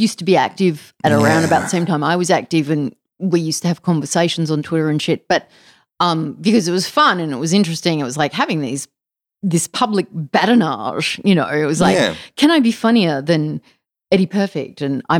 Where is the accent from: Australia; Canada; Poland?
Australia; Mullumbimby, New South Wales; Yeah, all the men in my family surf too, because I grew up in Mullumbimby.